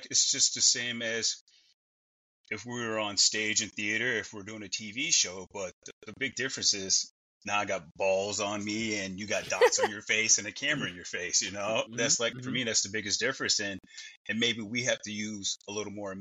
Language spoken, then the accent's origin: English; Chicago, Illinois, United States; I grew up in Chicago, Illinois.